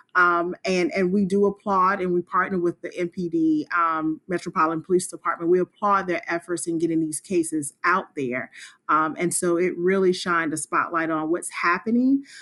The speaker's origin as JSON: {"language": "English", "town": "Spartanburg", "region": "South Carolina", "country": "United States", "tie": "born or raised there", "moved": "as an adult", "lives_now": "Washington, D.C., United States", "said": "I am originally from Spartanburg, South Carolina, and I moved to the Washington, D C area about twenty-one years ago"}